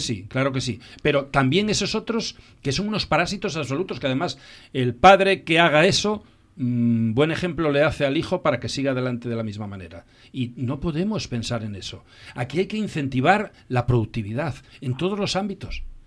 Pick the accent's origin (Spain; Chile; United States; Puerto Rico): Spain; Asturias; como éramos asturianos